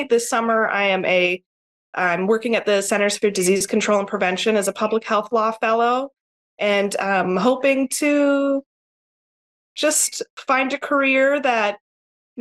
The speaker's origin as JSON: {"language": "English", "town": "Tucson", "region": "Arizona", "country": "United States", "tie": "born or raised there", "moved": "as an adult", "lives_now": "Hawaii, United States", "said": "I was born and raised in Tucson, Arizona."}